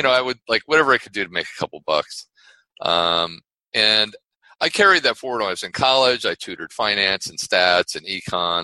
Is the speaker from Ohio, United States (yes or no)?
yes; Ohio, United States; I grew up in Ohio